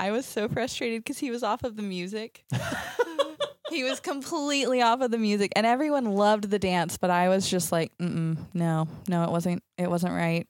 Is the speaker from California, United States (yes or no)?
no; Athens, Texas, United States; moved away as an adult; now in Latvia; I grew up in East Texas in a tiny town called Athens. I'm one of six kids. So I grew up in a big family, just a lot of fun and craziness.